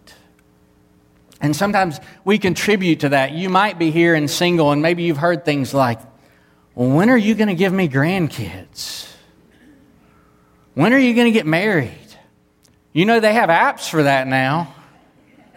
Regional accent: the Bible Belt, United States; I grew up in the Bible Belt. I minister in the Bible Belt

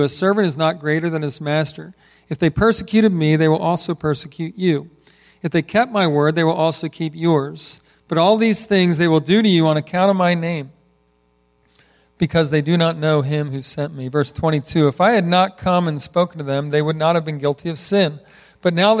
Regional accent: Philadelphia, Pennsylvania, United States; I grew up in Philadelphia

